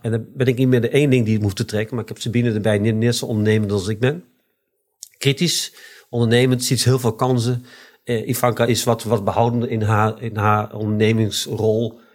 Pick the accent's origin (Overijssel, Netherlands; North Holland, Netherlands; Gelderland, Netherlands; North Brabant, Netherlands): Overijssel, Netherlands; Deventer; Eh, geboren op Keizerlanden in Deventer. Eh, opgegroeid op Keizerlanden.